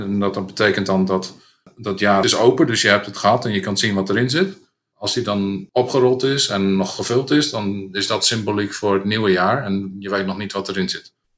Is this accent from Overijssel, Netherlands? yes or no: no; Drenthe, Netherlands; mijn jeugd in Drenthe